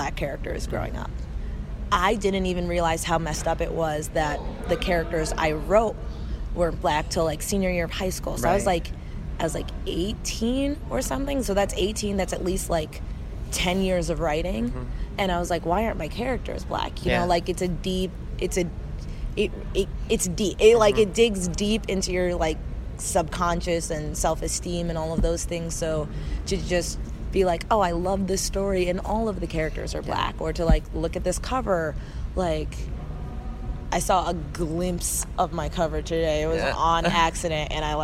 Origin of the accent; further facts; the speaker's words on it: Chicago, Illinois, United States; also born or lived in San Diego; I'm from Chicago